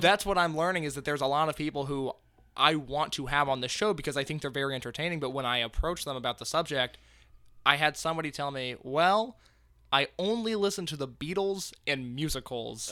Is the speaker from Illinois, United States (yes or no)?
no; Indiana, United States; we're both from Indiana